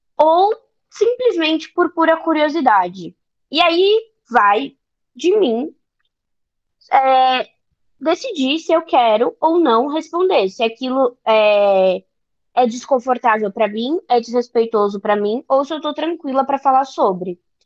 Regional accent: São Paulo, Brazil; eu sou de São Paulo, são Paulo capital

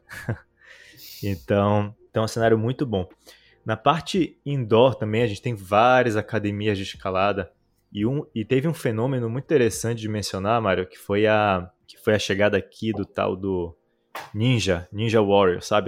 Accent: Belém, Pará, Brazil; moved away as an adult; now in Israel; Eu sou de natural de Belém do Pará, no norte do Brasil. Nasci lá, cresci lá

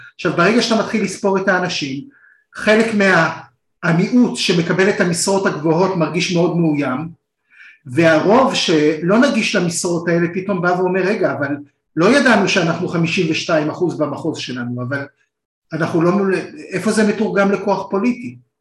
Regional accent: Israel; אנחנו שנינו ישראלים

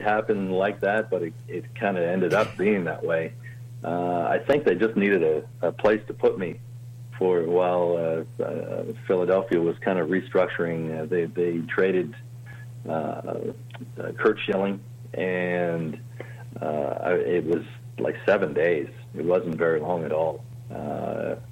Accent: Cambridge, Ontario, Canada; also born or lived in Toronto, Ontario; growing up in Cambridge

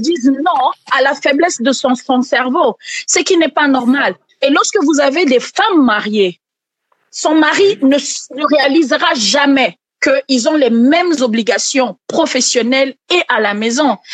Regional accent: Kisangani, Tshopo, DR Congo; now in Kinshasa, Democratic Republic of the Congo; j'ai grandi à Kisangani

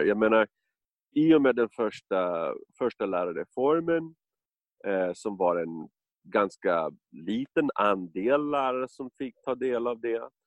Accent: United States; Swedish is a second language; moved away as an adult; now in Stockholm, Sweden; när jag växte upp i USA på 60 70-talet

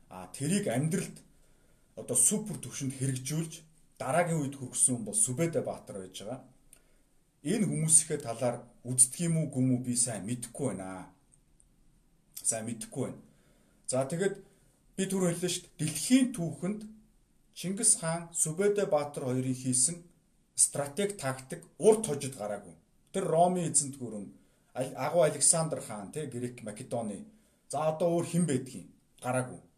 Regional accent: Mongolia

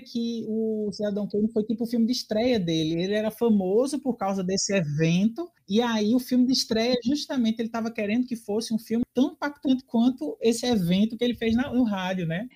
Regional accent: Brazil; principalmente sendo brasileiro

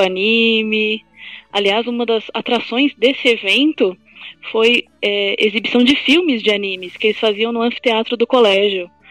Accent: ABC Paulista, São Paulo, Brazil; eu sou do ABC

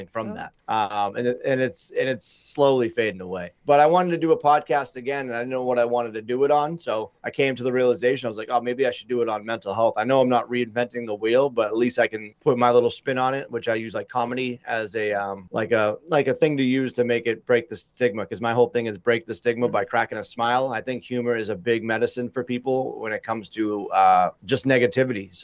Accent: just south of Boston, Massachusetts, United States; I hail from Massachusetts, just south of Boston.

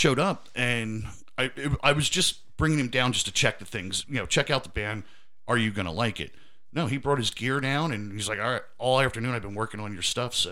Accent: Reading, Pennsylvania, United States; I'm from Reading

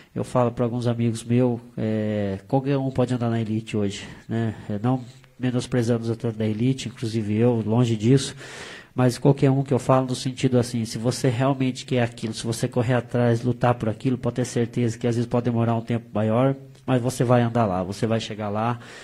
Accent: Brazil; a gente é brasileiro

